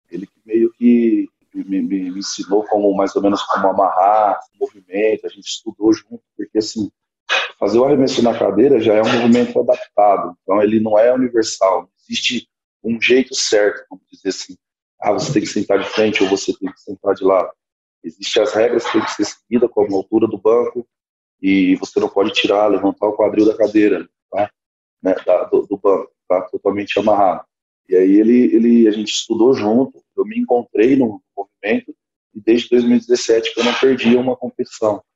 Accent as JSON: {"language": "Portuguese", "town": "Orlândia", "region": "São Paulo", "country": "Brazil", "said": "eu sou de Orlândia, uma cidadezinha bem pequena aqui do interior de São Paulo também"}